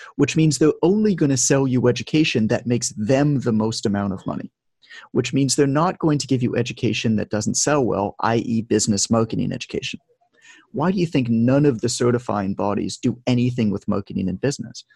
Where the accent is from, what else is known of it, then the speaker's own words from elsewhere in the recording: Toronto, Ontario, Canada; moved away as an adult; now in Mexico; I'm from Toronto, Canada, uh, but I've lived abroad a lot. Like I'm living in Mexico right now